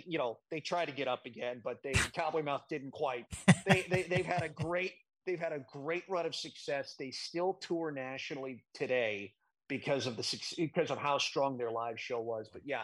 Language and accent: English; St. Louis, Missouri, United States; my hometown of St. Louis